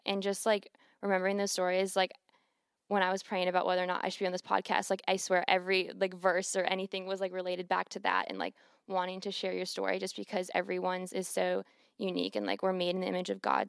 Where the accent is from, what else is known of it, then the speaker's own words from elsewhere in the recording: Cleveland, Ohio, United States; moved away as an adult; now in Clemson, United States; I'm from Cleveland, Ohio, and, um, like, growing up and, like, where I'm from, like, faith wasn't really